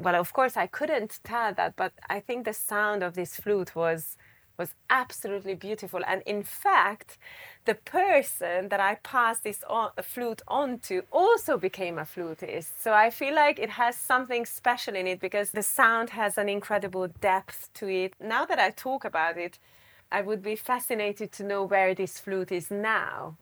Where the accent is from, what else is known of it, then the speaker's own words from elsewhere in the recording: Budapest, Hungary; moved away as an adult; also born or lived in Japan / California, United States; So I was born in Budapest, and I more or less grew up in Budapest, not completely, because I lived a year in Japan and a year in the U S.